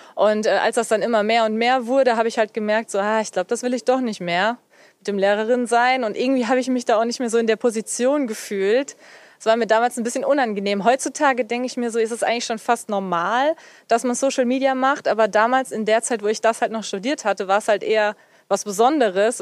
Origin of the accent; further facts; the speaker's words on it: near Cologne, North Rhine-Westphalia, Germany; gebürtig komme ich ja eher aus der Richtung, ja, Richtung Köln